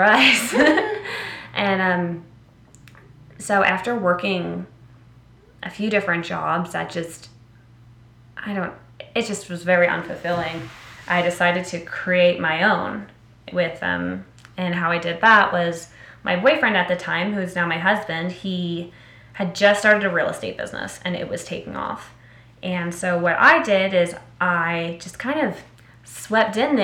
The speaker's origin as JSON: {"language": "English", "town": "Philadelphia", "region": "Pennsylvania", "country": "United States", "tie": "born or raised there", "moved": "yes", "said": "I was born and raised in Philly"}